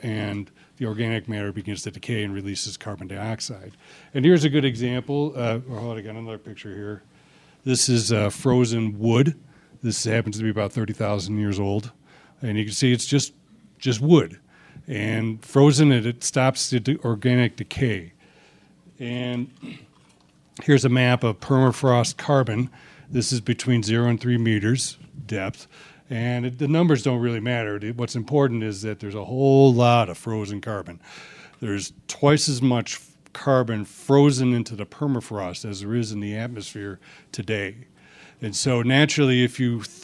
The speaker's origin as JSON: {"language": "English", "country": "United States", "said": "I'm an American"}